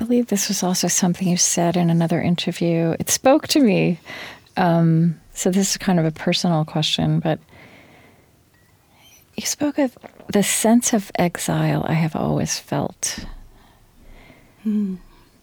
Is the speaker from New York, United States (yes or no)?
no; Oklahoma, United States; moved away; mistakenly born in an Oklahoman body